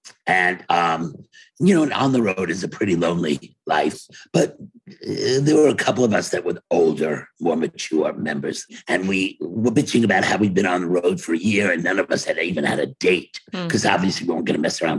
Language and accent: English; Brooklyn, New York, United States; But if there's a meeting, even if he came from LA and I came from Brooklyn, we're always going to be the first ones to show up at a meeting.